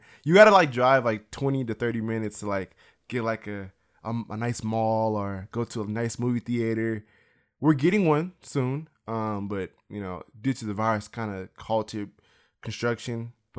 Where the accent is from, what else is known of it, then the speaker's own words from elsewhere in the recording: Beaumont, California, United States; also born or lived in Los Angeles; And I lived there all the way up until I was 8, and then I moved to a very small town, maybe like an hour and a half away, called Beaumont, California.